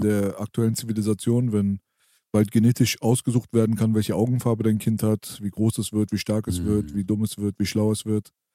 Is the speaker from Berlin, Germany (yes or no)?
yes; Berlin, Germany; bei uns in der Naunin-Ritze da, äh, in unserem Jugendzentrum